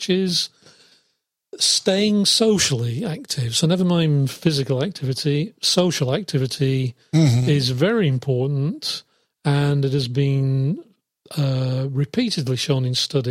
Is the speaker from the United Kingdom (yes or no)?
yes; England, United Kingdom; moved away; my home country, England